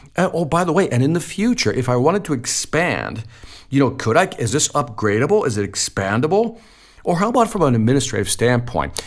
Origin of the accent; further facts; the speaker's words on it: Chicago, Illinois, United States; You know, I'm from Chicago. I'm from the inner city.